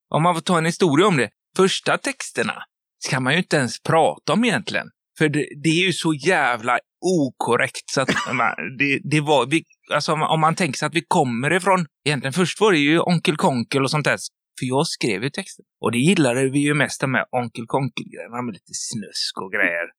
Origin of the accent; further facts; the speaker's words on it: Stenungsund, Västra Götaland, Sweden; Stenungsund och Görlanda, där vi kommer ifrån